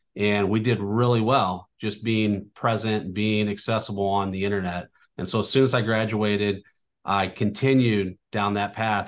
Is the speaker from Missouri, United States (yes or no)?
yes; North County, Missouri, United States; I, I, I grew up in North County